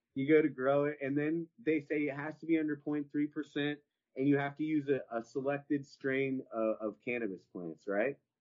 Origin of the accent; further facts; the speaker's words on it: Horseshoe Bay, Texas, United States; I'm from Horseshoe Bay.